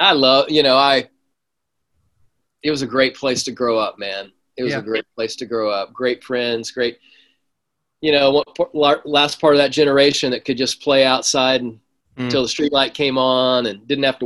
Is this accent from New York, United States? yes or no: no; Kansas, United States; accent: Midwest; moved away as an adult; now in California, United States; I grew up in Kansas till 18